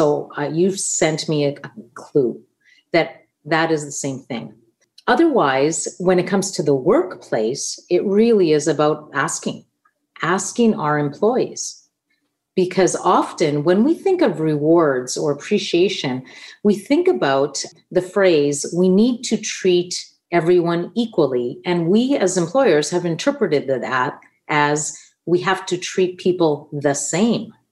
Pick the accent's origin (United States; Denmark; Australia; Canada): Canada; Winnipeg, Manitoba; first language Italian; English is a second language; growing up in St. Boniface, it was just a natural that the schools offered French and Italian and French are so similar so I also speak French.